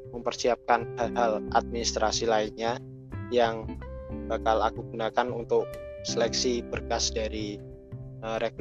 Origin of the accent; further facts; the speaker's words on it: Central Java, Indonesia; cara ngomong mereka pun itu berbeda dengan saya yang berasal dari Rembang atau Pati dan sekitarnya